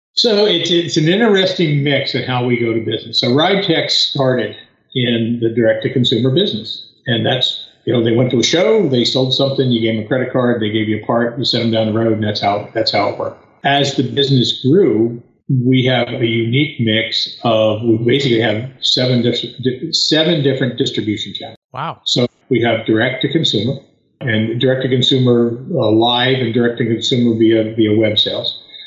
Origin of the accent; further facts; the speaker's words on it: outside of Philadelphia, Pennsylvania, United States; moved away as an adult; now in North Carolina, United States; I was born and raised outside of Philadelphia, Pennsylvania lived there a good portion of my, my adult life